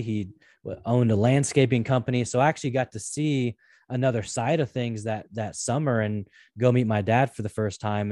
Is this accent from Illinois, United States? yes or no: no; Portland, Oregon, United States; I grew up in the Pacific Northwest in Portland, Oregon